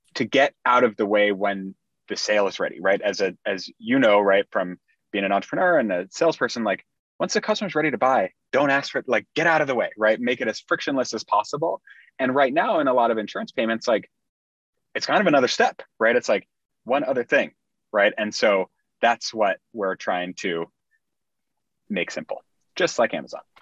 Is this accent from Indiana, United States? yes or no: yes; Indiana, United States; moved away as an adult; also born or lived in Bay Area, California; I grew up in Indiana, um, small town Indiana